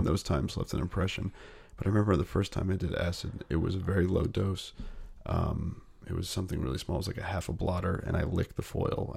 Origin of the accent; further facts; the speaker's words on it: Northern California, United States; also born or lived in New Jersey; My mom and dad split up when I was seven. We moved to Northern California from New Jersey